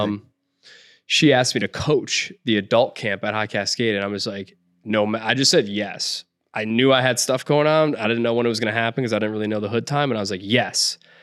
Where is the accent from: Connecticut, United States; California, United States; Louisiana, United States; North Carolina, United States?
Connecticut, United States; Clinton; also born or lived in Florida / Madison, Connecticut; I moved up to Connecticut, to Clinton, Connecticut, first Madison, Connecticut, but I moved up to Clinton after